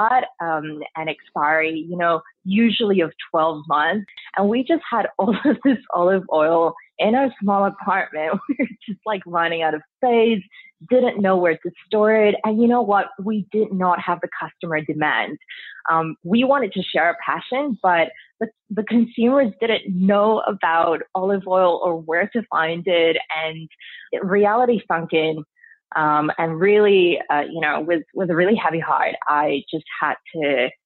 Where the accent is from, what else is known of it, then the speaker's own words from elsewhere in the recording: Spain; now in Australia; I grew up in Spain